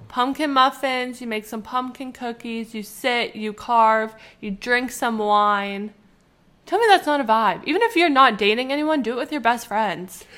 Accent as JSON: {"language": "English", "country": "Canada", "said": "we're from Canada and it's snowy"}